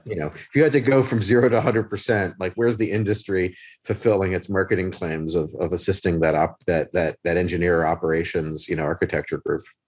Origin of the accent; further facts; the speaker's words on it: Philadelphia, Pennsylvania, United States; as a Philadelphian, I speak too fast